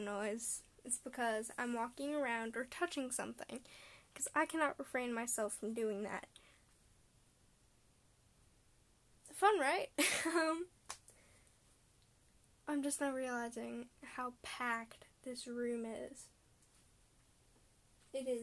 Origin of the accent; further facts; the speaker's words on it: Canada; I'm Canadian. I'm a Canadian middle schooler.